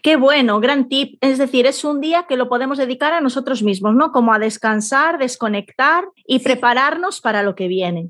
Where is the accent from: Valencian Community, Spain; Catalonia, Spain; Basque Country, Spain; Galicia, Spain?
Galicia, Spain; A Coruña; Aquí en Coruña, de donde soy yo